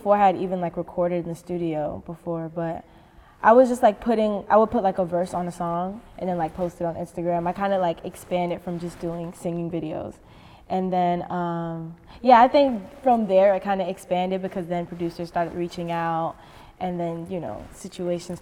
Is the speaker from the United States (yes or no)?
yes; New York City, New York, United States; I had a lot of freedom, like growing up in the city. Like just being really young and going to school by myself